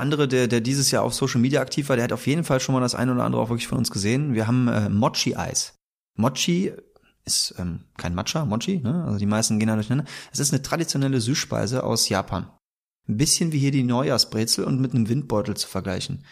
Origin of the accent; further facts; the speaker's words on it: Bergheim, North Rhine-Westphalia, Germany; also born or lived in Cologne; Meine Heimat ist Köln. Ich komme aber ursprünglich aus dem Bergheimer Raum.